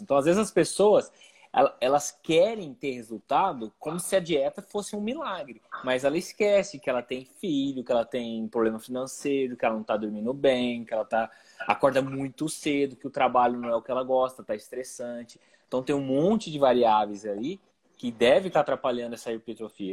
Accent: Ribeirão Preto, São Paulo, Brazil; eu cresci aqui em Ribeirão

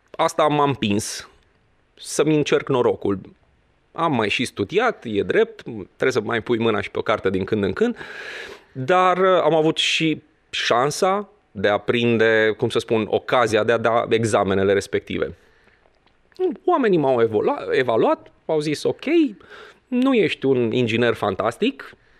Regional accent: Transylvania, Romania; eu sunt român, scrie pe pașaport

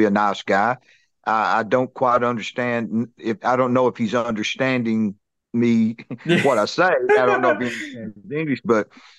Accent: Tennessee, United States; The Nashville Brawl, and it was in my home state in Tennessee

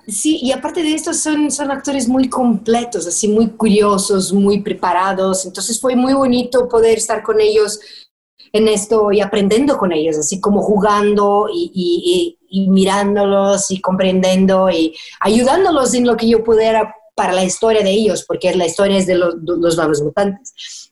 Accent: Brazil; first language Portuguese; Spanish is a second language; now in United States; brasileña que vive en Estados Unidos

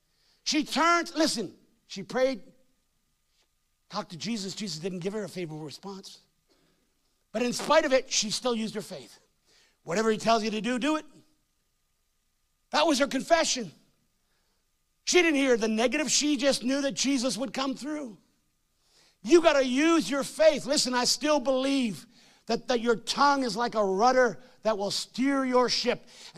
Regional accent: Hamilton, Ontario, Canada; born there; I was born in Hamilton, Ontario.

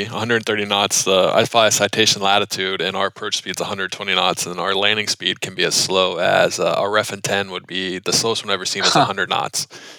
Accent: Charlotte, North Carolina, United States; Charlotte. I was born and raised in Charlotte.

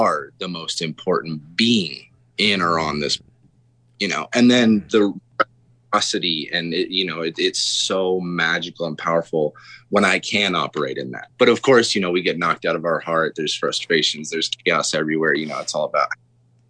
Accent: Taos, New Mexico, United States; also born or lived in Bozeman, Montana; now in Denver, United States; I was born in Bozeman, Montana. So, and also I was left Bozeman when I was 3 years old with my mom, and we moved to Taos, New Mexico.

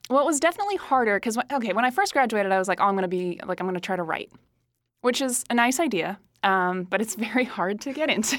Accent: Derry, New Hampshire, United States; moved away as an adult; also born or lived in Massachusetts; now in Los Angeles, United States; I was born in Massachusetts, but I, I lived in New Hampshire from the time I was in, like, first grade until I graduated from high school

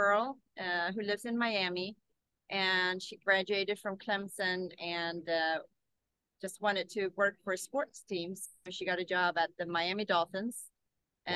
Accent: Sweden; moved away as an adult; also born or lived in South Korea; now in Nashville, United States; I was born in South Korea, but I grew up in Sweden. So I came here in 1998

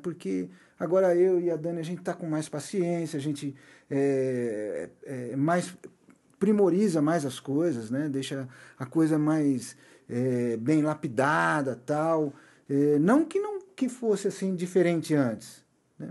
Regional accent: Brazil; nós brasileiros

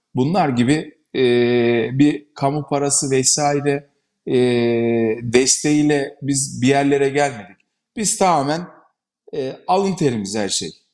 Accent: Ankara, Turkey; biz e, Ankara'dan

